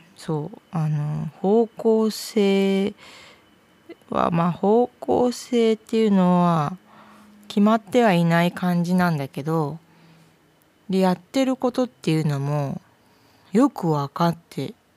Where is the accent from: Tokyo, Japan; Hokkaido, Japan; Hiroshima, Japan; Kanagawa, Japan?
Tokyo, Japan; now in Kansai, Japan; 東京、時に中学、高校と行ってるので